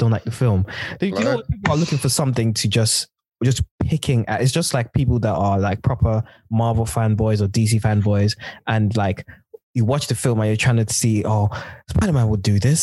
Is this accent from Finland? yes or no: no; United Kingdom; as a black, like black British African person